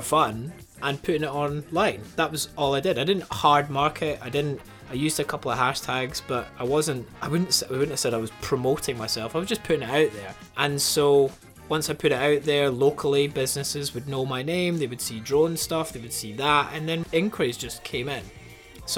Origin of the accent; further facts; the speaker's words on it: Pitlochry, Scotland, United Kingdom; I was brought up in Putlochry, which is a tourist-driven town